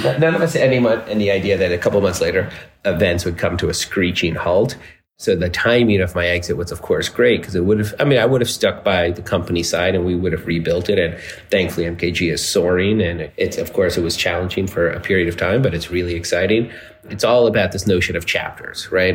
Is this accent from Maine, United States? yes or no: no; Dallas, Texas, United States; now in New York City, United States; in 1975 in Dallas, Texas, which is where I was born